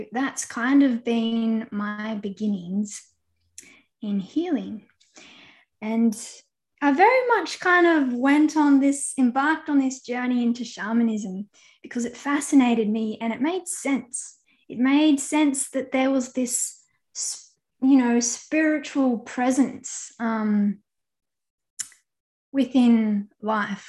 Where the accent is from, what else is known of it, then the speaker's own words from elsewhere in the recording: Australia; moved away; also born or lived in Central Australia / Southern Victoria; I'm normally between Central Australia and Southern Victoria